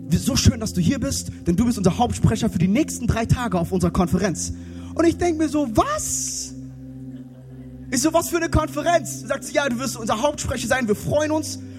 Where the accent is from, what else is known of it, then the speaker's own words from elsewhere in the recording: Frankfurt, Hesse, Germany; ich bin in Frankfurt groß geworden. Und, also in der Nähe von Frankfurt, wir haben eine Kleinstadt, da haben wir einen Wald.